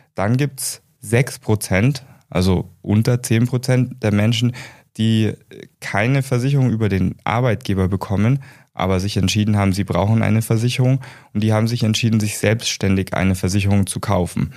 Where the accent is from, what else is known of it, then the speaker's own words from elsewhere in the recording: Germany; also born or lived in United States; ich bin gebürtiger Amerikaner und ich bin direkt nach meinem deutschen Abitur